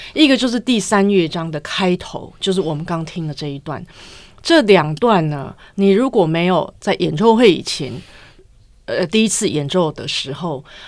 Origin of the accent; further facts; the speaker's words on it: United States; moved away; 像我这种在美国长大的